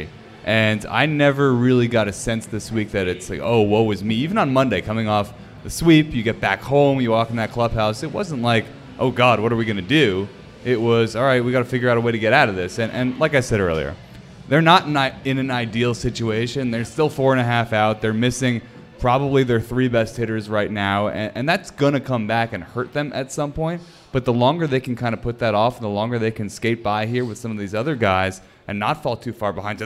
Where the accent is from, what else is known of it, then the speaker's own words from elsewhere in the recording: Massachusetts, United States; I grew up in Massachusetts